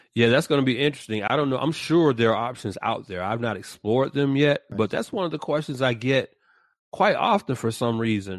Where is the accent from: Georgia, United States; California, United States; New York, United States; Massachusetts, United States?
Georgia, United States; Atlanta; moved away; born and raised in the ATL